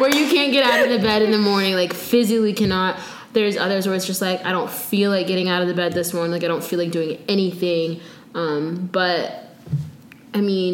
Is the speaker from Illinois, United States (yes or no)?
no; Florida, United States; I'm from Florida